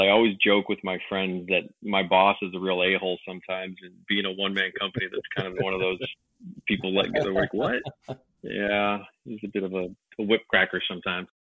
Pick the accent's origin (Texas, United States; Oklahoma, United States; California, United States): California, United States; Los Angeles; moved away; also born or lived in Long Beach / San Pedro / Las Vegas; I'm from Los Angeles